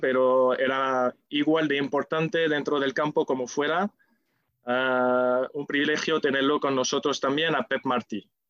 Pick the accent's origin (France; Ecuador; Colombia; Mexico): France; Spanish is a second language; now in Seville, Spain; Como ves por mi acento, no soy de aquí. O sí, porque me siento sevillista, y también sevillano, nacido en Francia